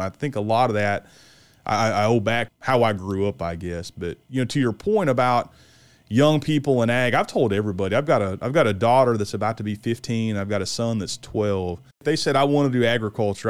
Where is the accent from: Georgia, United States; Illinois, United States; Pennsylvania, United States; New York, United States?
Illinois, United States; West Central; I grew up in Illinois and I grew up in West Central Illinois